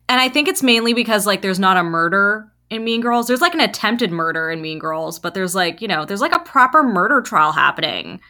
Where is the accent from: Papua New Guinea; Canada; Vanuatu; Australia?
Canada; we're first and second generation Canadians